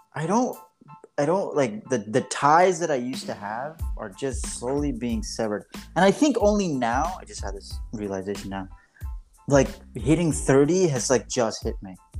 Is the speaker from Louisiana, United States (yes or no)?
no; New York, United States; moved away; my hometown